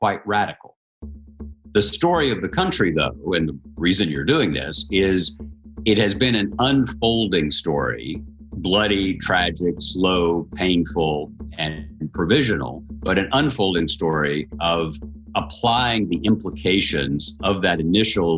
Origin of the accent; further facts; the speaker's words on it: Tennessee, United States; I'm from Tennessee